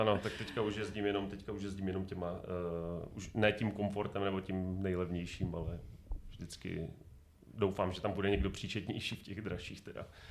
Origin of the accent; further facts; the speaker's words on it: Ostrava, Moravian-Silesian Region, Czechia; A my, no, z Ostravy.